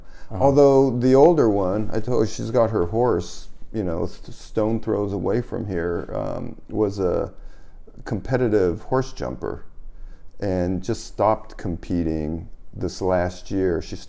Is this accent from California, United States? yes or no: yes; Fresno, California, United States; Fresno, Central Valley.